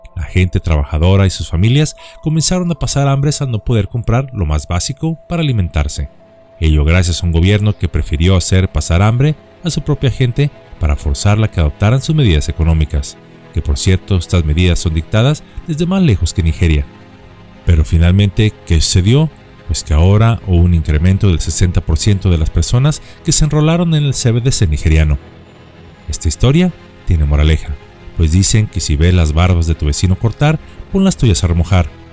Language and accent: Spanish; Mexico; en nuestro país, México